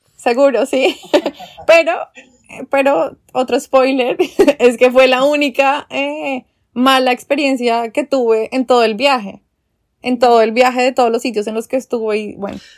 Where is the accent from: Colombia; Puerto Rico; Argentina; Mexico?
Colombia; moved away as an adult; also born or lived in London; por ser colombiana